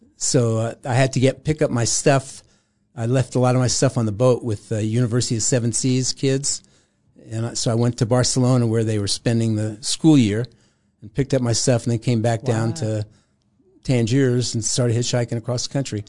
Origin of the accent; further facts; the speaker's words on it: New York City, New York, United States; was born in Brooklyn, New York